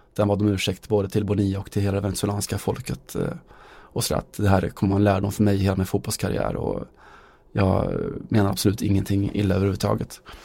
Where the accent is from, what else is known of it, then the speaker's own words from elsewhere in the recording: Västergötland, Västra Götaland, Sweden; vi är från Västergötland